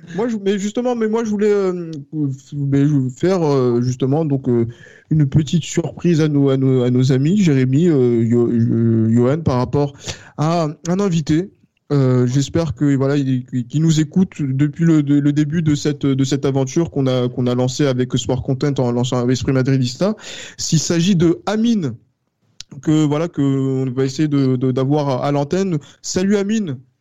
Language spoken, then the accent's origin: French; France; nous en tant que Français